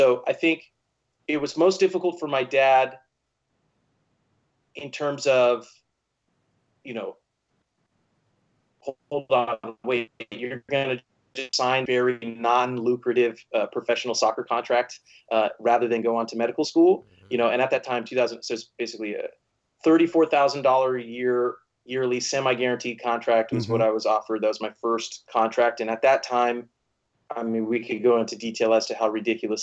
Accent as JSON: {"language": "English", "town": "Bakersfield", "region": "California", "country": "United States", "tie": "born or raised there", "said": "I was born and raised in Bakersfield, California."}